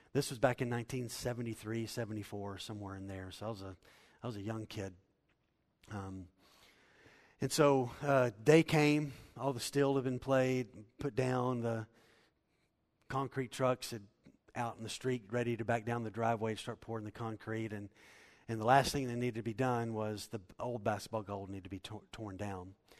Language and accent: English; Waco, Texas, United States; I grew up in Waco, Texas